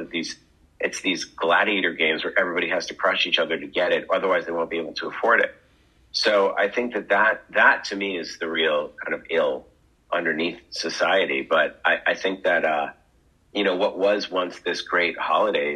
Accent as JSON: {"language": "English", "region": "Massachusetts", "country": "United States", "tie": "born or raised there", "said": "I grew up in Massachusetts"}